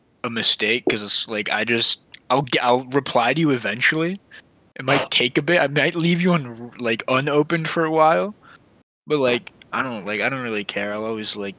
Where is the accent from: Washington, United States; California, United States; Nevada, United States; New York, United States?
California, United States; San Francisco; I'm from San Francisco